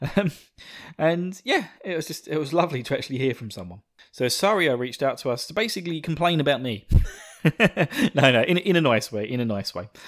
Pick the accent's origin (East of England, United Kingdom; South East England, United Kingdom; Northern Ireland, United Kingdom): East of England, United Kingdom; Essex; you may recognize my slight twang to my voice because I am from, uh, the wonderful county of Essex